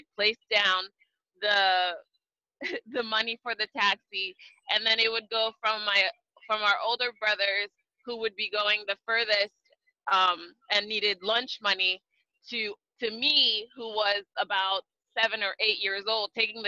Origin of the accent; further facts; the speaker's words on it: Libreville, Estuaire, Gabon; now in United States; Growing up in Libreville, Gabon, it was really nice.